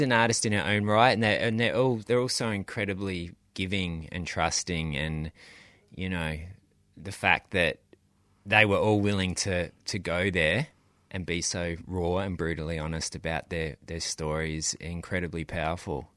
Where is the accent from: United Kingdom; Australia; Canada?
Australia; being Australian